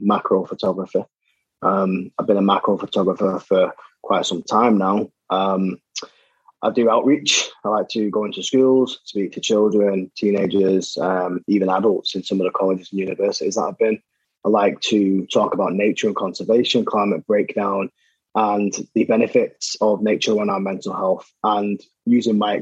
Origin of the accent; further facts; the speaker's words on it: Salford, North West England, United Kingdom; growing up in Salford